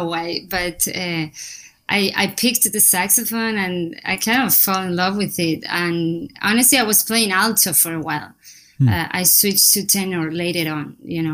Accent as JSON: {"language": "English", "town": "Necochea", "region": "Buenos Aires Province", "country": "Argentina", "tie": "born or raised there", "second_language": "English", "moved": "as an adult", "lives_now": "New York City, United States", "said": "I'm from Argentina. I was born there in a small city called Necochea"}